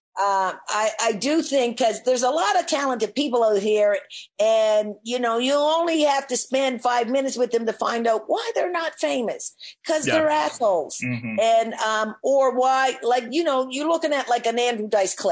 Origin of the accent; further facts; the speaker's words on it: Nova Scotia, Canada; being Black growing up in Nova Scotia